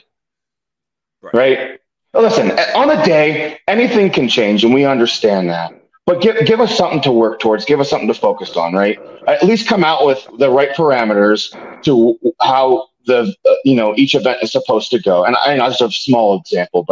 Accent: Bloomsburg, Pennsylvania, United States; I'm from Bloomsburg

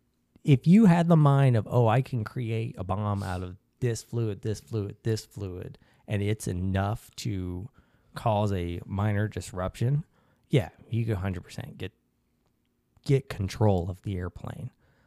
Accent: Alabama, United States; So I grew up in Alabama. I'm against guns.

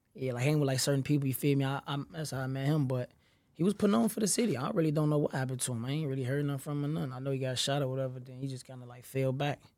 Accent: Chicago, Illinois, United States; I'm really the, from the low end, you know what I'm saying? I've been there since I was a shorty

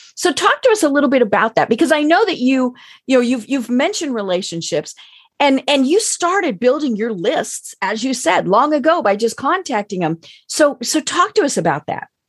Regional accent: Denver, Colorado, United States; now in Atlanta, United States; I'm from Denver, where for many years we had the Rocky Mountain News and the Denver Post

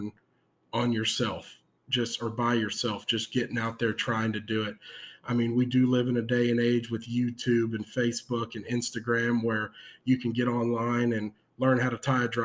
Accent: San Antonio, Texas, United States; I am from San Antonio, Texas

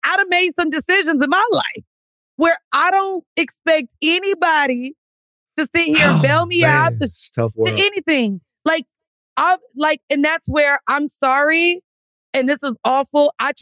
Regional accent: Florida, United States; I'm from Florida, folks, Chopper City.

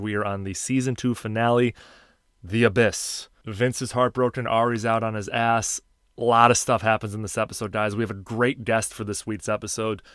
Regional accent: Chicago, Illinois, United States; moved away; Dialing in from my hometown of Chicago, Illinois

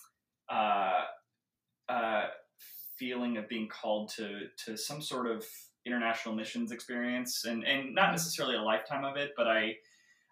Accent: Seattle, Washington, United States; moved away as an adult; now in New York, United States; I grew up in Seattle

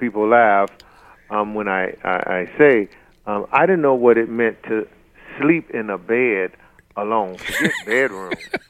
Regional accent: Detroit, Michigan, United States; moved away; also born or lived in Charlotte, North Carolina; born and raised in Detroit, Michigan

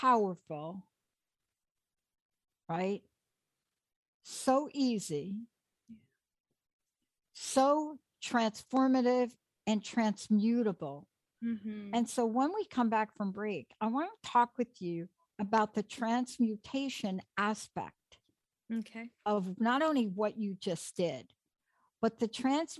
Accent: New York City, New York, United States; I grew up in New York on the in the Bronx.

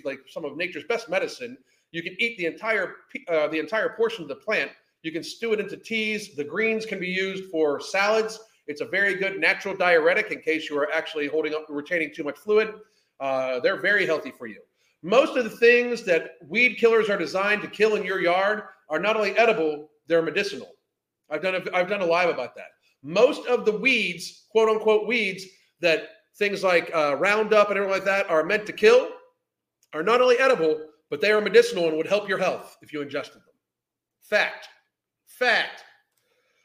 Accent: United States; I am an American

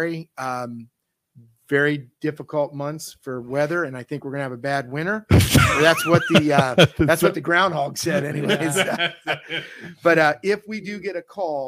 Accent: Northeastern Ohio, United States; I was from Northeastern Ohio up here

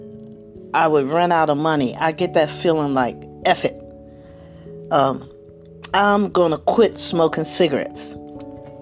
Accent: Trenton, New Jersey, United States; moved away; I'm originally from the East Coast, actually from Trenton

